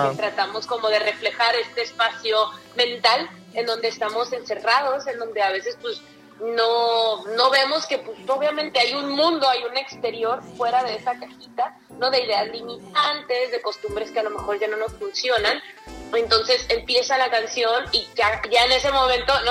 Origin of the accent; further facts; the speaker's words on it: Mexicali, Baja California, Mexico; yo amo Tijuana, soy de Mexicali, pero amo Tijuana